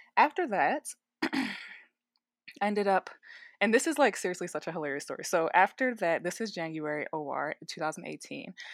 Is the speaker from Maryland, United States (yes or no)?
yes; Baltimore, Maryland, United States; moved away as an adult; also born or lived in Richmond, Virginia; now in Denver, United States; I'm originally from Baltimore, Maryland, born and raised, and then I graduated high school, moved away to Richmond, Virginia